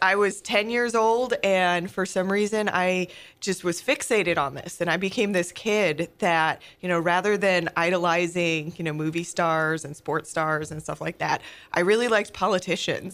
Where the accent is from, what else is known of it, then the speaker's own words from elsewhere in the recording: Oneonta, New York, United States; moved away as an adult; also born or lived in Pennsylvania; now in St. Louis, United States; I grew up in a small town, um, in upstate New Yal-, New York called, uh, Oneonta.